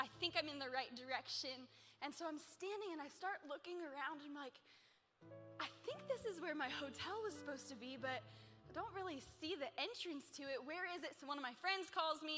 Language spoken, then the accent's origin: English; Pennsylvania, United States; now in New York, United States; I'm from like little small town Pennsylvania